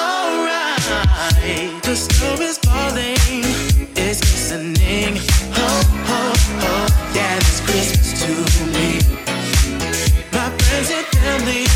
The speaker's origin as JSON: {"language": "English", "town": "Carshalton", "region": "London", "country": "United Kingdom", "tie": "born or raised there", "said": "I was born in St Helier's."}